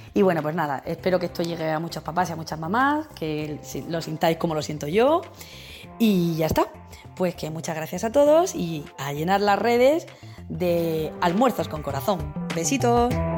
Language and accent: Spanish; Region of Murcia, Spain; soy una mamá murciana